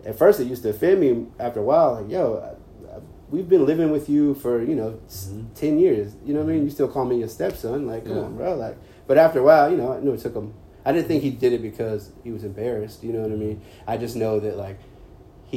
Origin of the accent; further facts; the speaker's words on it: Carrboro, North Carolina, United States; growing up in Carrboro, I grew up in a bubble